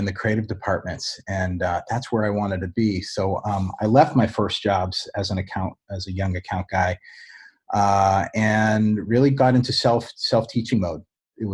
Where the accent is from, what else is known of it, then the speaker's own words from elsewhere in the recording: Boston, Massachusetts, United States; moved away as an adult; I moved back to my hometown of Boston